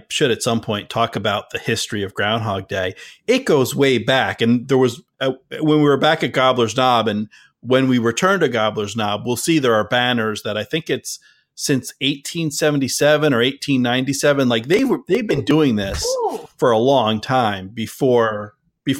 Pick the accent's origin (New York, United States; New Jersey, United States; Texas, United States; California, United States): New Jersey, United States; now in New England, United States; I grew up in Central Jersey as well